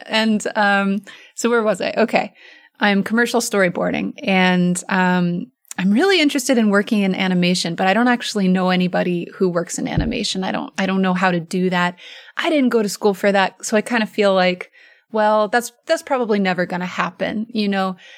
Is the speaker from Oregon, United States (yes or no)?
yes; Oregon, United States; I'm from Oregon